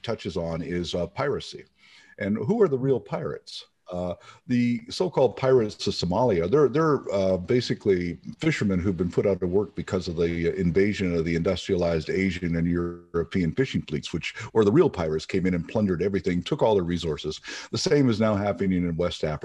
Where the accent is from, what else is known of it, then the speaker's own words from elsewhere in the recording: Eastern Canada, Canada; moved away; I was raised in a fishing village in eastern Canada